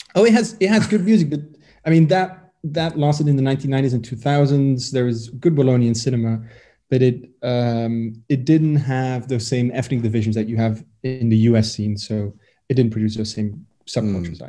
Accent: Brussels, Brussels-Capital Region, Belgium; I grew up in Brussels, which makes it complicated because the whole city basically speaks French. But I went to a Dutch speaking school in Brussels

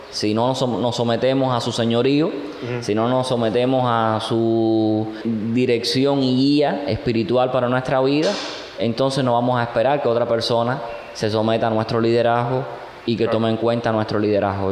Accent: Cuba

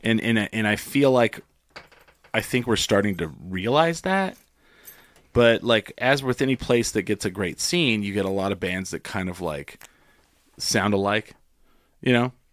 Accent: Clovis, New Mexico, United States; also born or lived in Grady, New Mexico; I grew up in Clovis, but, like, w, we moved

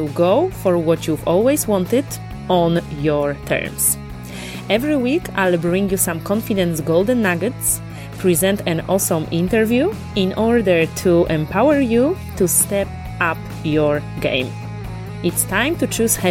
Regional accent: Łódź, Łódź Voivodeship, Poland; moved away as an adult; also born or lived in Dublin, Ireland; my whole life I was living in Lodz, Poland. I was born there. I was going to school there.

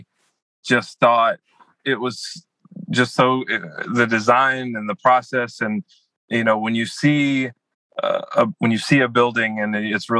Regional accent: Louisiana, United States; I'm from Louisiana, so I did grow up going to Saints games

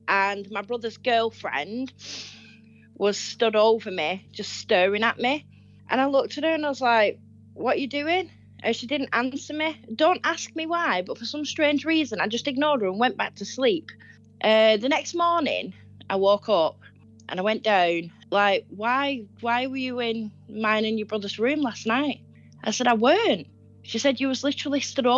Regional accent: North West England, United Kingdom; I'm from northwest of England

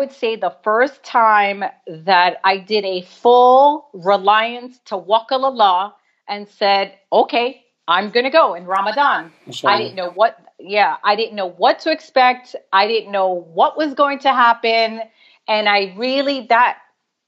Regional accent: New York, United States; My parents are from Puerto Rico. I'm born and raised in New York

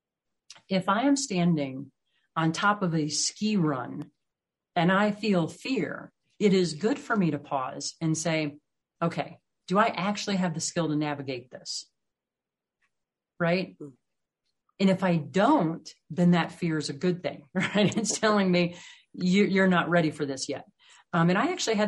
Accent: Midwest, United States; moved away; also born or lived in the Rockies; I grew up in the Midwest where everything's really flat, and now I live out here in the Rockies

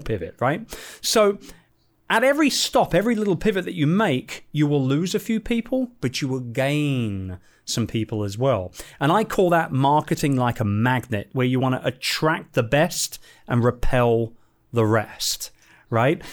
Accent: London, United Kingdom; moved away; my hometown, in London

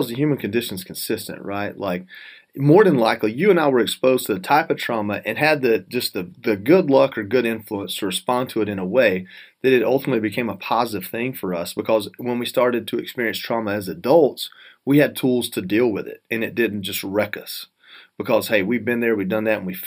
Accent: North Georgia, United States; growing up in North Georgia with not a lot of money

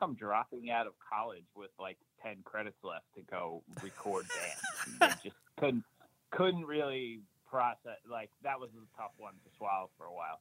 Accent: New Jersey, United States; I lived in New Jersey my entire life. I I uh, was born in like Central Jersey, and you know lived lived up to there through high school

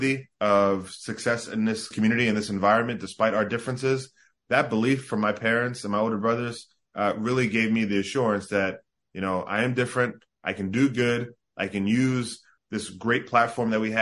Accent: South Jersey near Atlantic City, New Jersey, United States; born or raised there; also born or lived in Bahamas

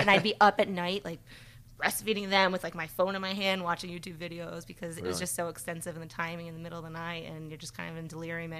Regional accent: Rhode Island, United States; also born or lived in Nebraska / Philadelphia; I grew up in Rhode Island, so I am a New Englander, born and raised, and then moved out to the Midwest for a while, then lived out in Philly, and now I'm back in Rhode Island.

